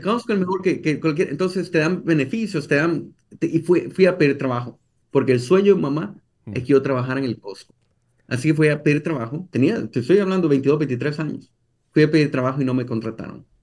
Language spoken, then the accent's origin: Spanish; El Salvador; moved away as an adult; now in United States; yo soy de El Salvador y crecí en El Salvador. Yo crecí toda mi vida en El Salvador hasta los 22, 23 años.